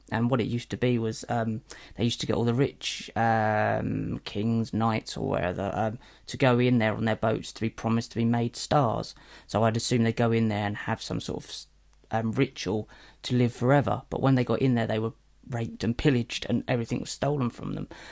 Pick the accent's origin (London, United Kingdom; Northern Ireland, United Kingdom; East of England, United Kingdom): East of England, United Kingdom; Norwich; I come from Norwich